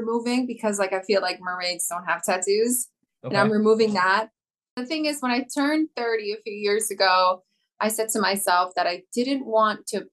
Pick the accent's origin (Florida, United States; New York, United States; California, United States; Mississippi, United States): New York, United States; born and raised in New York